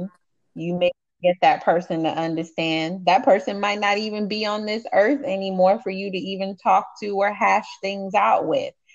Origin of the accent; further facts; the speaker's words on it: Miami, Florida, United States; I'm from Miami.